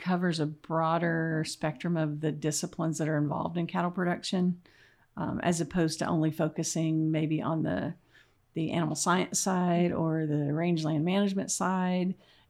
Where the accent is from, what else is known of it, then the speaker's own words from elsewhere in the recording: Sterling, Oklahoma, United States; moved away as an adult; also born or lived in Texas / Massachusetts / Michigan; So I'm a Southwest Oklahoma girl. I grew up in Sterling and came to OSU for a bachelor's and master's, went to Texas A&M for my PhD, and then went off to the great Northeast and was at the University of Massachusetts